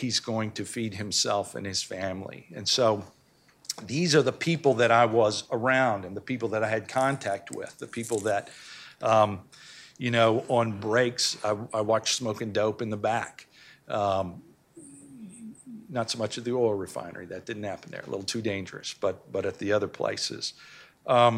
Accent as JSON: {"language": "English", "town": "Memphis", "region": "Tennessee", "country": "United States", "tie": "born or raised there", "said": "I'm originally from Memphis"}